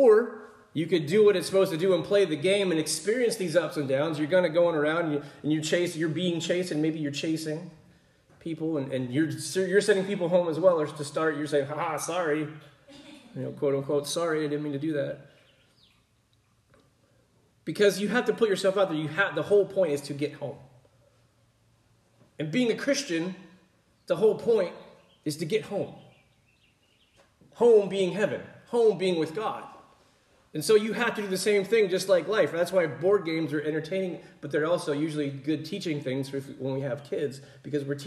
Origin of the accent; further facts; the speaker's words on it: Pennsylvania, United States; growing up in Pennsylvania